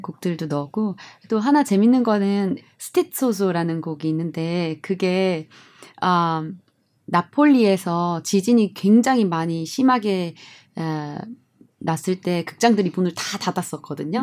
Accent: South Korea; moved away as an adult; 나는 한국인이고

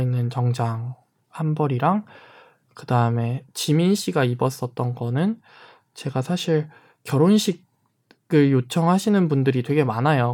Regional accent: Jeonju, North Jeolla, South Korea; also born or lived in Namwon; 제가 전주에서 이제 학창 시절을 보냈는데

